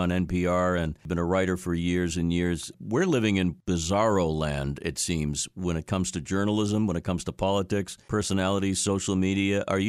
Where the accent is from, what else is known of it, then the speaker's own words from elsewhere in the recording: Boston, Massachusetts, United States; I grew up in Boston